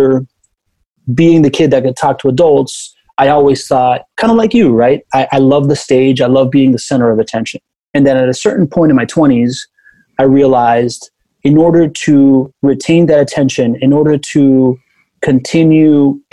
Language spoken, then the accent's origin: English; Miami, Florida, United States; first language Spanish; English is a second language; also born or lived in Venezuela / Spain; I am a quintessential Miamian. I was born in Venezuela. My dad's Cuban. I moved to Miami when I was a kid. Then we moved to Spain. Then we came back, and I grew up there when I was 9